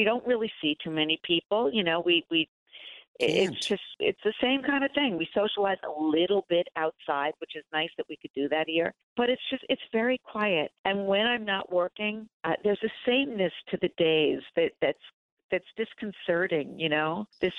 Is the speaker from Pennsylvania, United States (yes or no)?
no; New York, United States; I am a New Yorker, diehard New Yorker